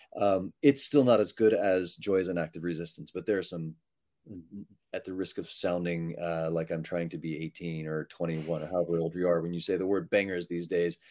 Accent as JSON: {"language": "English", "region": "Texas", "country": "United States", "said": "I'm from Texas"}